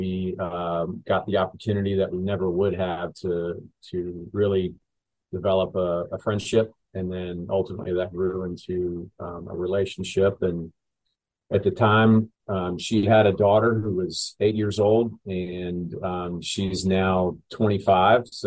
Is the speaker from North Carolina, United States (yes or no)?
yes; Charlotte, North Carolina, United States; born and raised in Charlotte